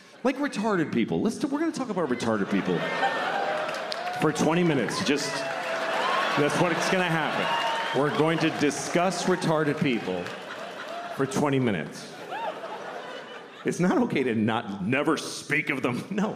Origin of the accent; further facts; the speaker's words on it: Boston, Massachusetts, United States; I grew up in Boston